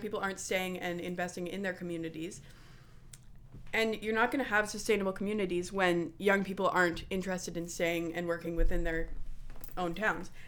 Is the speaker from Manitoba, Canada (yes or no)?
yes; Winnipeg, Manitoba, Canada; A lot of people think I'm from Niverville. I am from Winnipeg